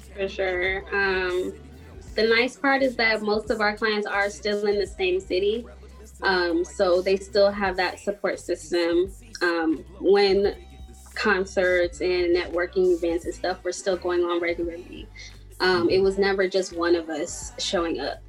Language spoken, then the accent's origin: English; Chicago, Illinois, United States; I also was trying to get out of Chicago at that point